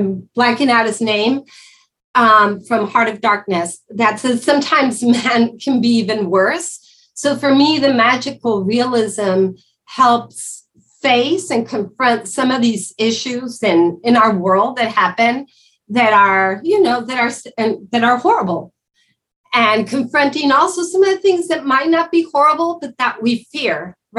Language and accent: English; Mexico; moved away as an adult; now in United States; I was raised and lived in Mexico until I was 38.